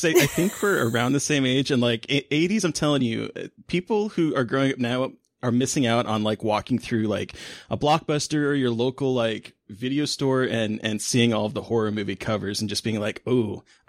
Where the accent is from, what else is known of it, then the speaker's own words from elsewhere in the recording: Alaska, United States; I grew up in Alaska and we didn't have drive-ins up in Alaska.